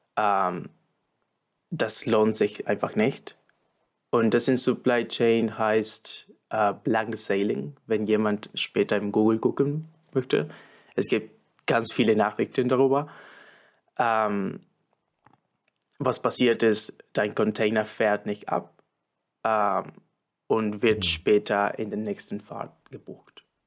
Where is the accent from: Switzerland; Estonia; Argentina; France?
Argentina; moved away; ich komme aus Argentinien